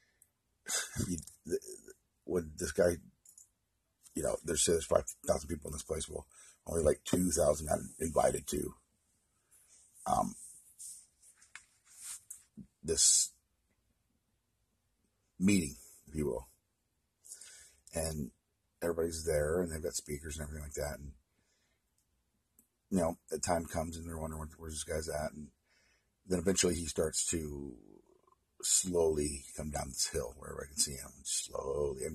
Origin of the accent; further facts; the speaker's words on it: Oregon, United States; my hometown in Oregon